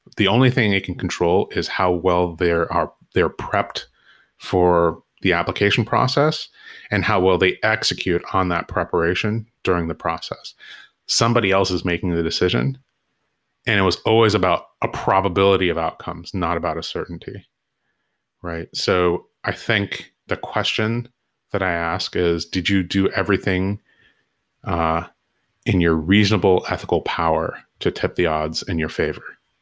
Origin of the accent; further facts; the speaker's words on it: Southern California, United States; I grew up in Southern California